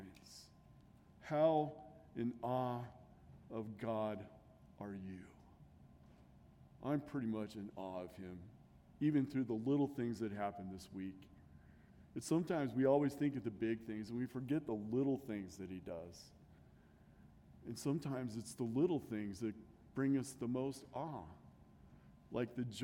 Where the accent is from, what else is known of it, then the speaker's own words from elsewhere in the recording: Nebraska, United States; growing up in Nebraska